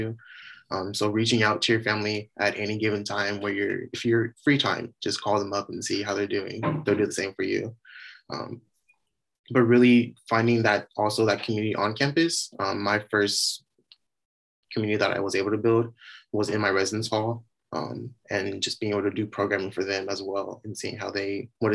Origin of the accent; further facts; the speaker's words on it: San Diego, California, United States; moved away as an adult; now in Humboldt, United States; I'm actually from San Diego. I grew up there all 22 years of my life